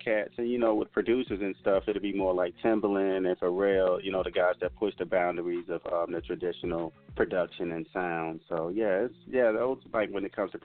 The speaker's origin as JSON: {"language": "English", "region": "Mississippi", "country": "United States", "moved": "yes", "lives_now": "Las Vegas, United States", "said": "I am a country boy. I'm from Mississippi originally."}